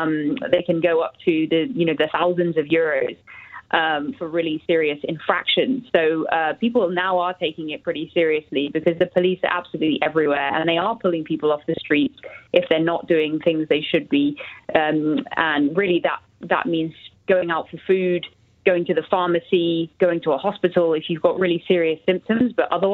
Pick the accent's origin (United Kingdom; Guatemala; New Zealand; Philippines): United Kingdom; now in Madrid, Spain; I'm actually British, but yes, I'm here in Madrid.